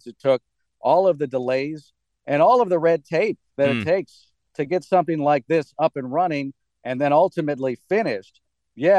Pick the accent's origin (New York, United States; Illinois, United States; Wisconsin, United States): Wisconsin, United States; moved away as an adult; now in Washington, D.C. area, United States; I'm from Wisconsin.